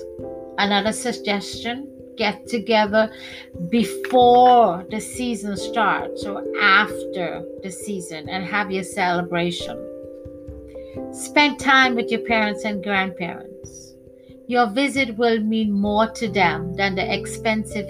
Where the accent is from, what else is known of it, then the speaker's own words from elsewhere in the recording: Trinidad & Tobago; Growing up in Trinidad, my religion is Hindu